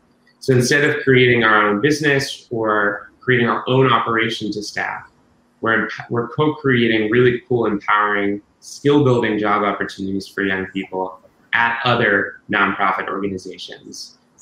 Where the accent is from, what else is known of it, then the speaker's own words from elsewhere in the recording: New England, United States; Yeah, it's extremely hot here in Boston today. I'm from New England originally, so anything over 80 is hot to me.